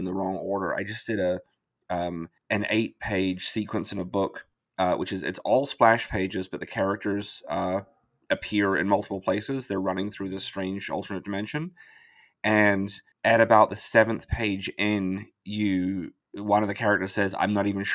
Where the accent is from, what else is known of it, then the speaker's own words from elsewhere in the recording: New Zealand; moved away; I'm from New Zealand originally